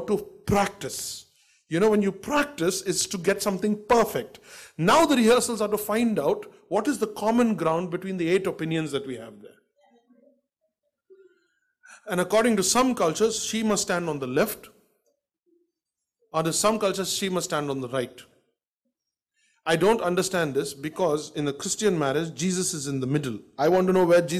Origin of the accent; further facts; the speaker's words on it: Delhi, India; also born or lived in Bangalore; I was born in Bangalore, and I got raised in Delhi, and I've been in Delhi for 45 years.